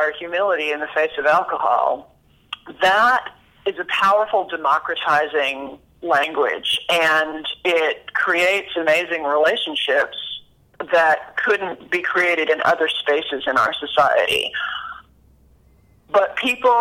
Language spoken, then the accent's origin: English; Dallas, Texas, United States; I'm from Dallas